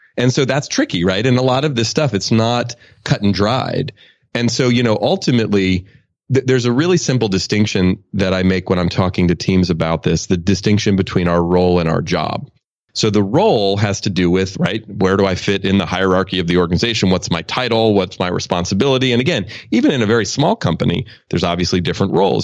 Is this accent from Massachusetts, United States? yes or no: no; Oakland, California, United States; I grew up in Oakland.